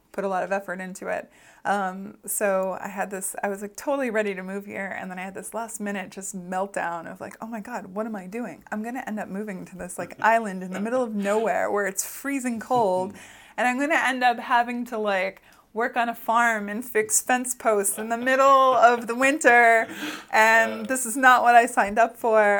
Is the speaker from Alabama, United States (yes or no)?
no; Boston, Massachusetts, United States; also born or lived in Los Angeles; now in Iceland; I grew up in Boston